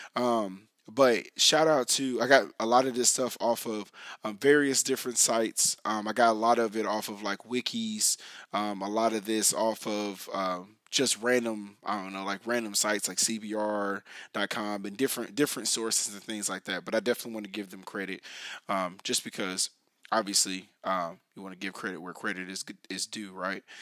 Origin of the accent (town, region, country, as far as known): United States